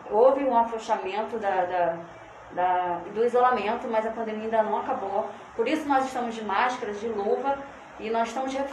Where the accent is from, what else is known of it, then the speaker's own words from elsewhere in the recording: São Gonçalo, Rio de Janeiro, Brazil; Eu sou nascida e criada em São Gonçalo